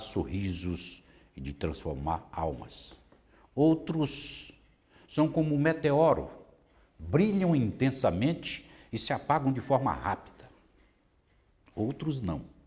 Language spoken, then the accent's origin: Portuguese; Vitória da Conquista, Bahia, Brazil; lá de Vitória da Conquista, de onde eu venho também